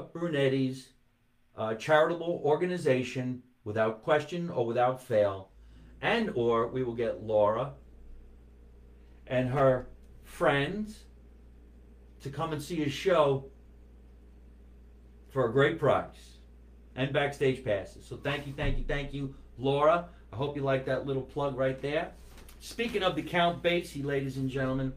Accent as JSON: {"language": "English", "town": "Scotch Plains", "region": "New Jersey", "country": "United States", "tie": "born or raised there", "said": "my hometown of Scotch Plains, New Jersey"}